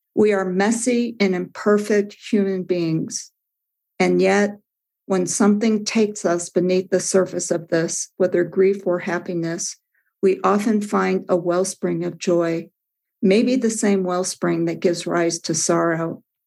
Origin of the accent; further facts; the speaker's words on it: Midwest, United States; as a child, I grew up in the Midwest